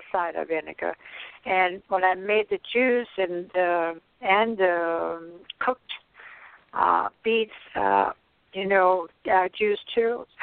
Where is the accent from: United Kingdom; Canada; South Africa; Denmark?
Denmark; moved away; I come from Denmark. We have had beets on the table every lunch and dinner